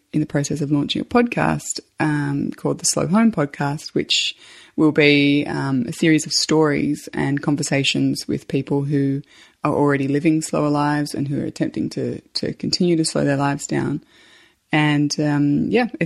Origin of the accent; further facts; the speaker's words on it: Australia; I'm an Australian mum